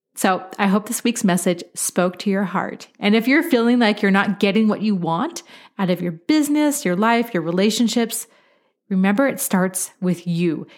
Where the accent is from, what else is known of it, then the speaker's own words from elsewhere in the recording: Beaverton, Oregon, United States; now in Colorado, United States; I am originally from Beaverton, Oregon. It's an incredible place to grow up.